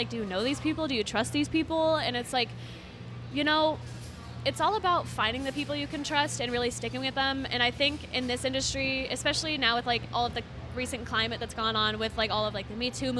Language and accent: English; Arizona, United States